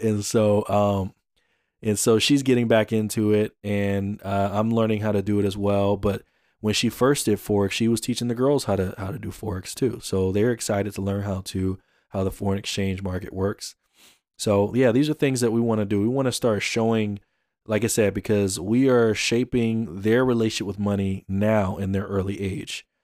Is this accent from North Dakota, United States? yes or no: no; Atlanta, Georgia, United States; I'm from Atlanta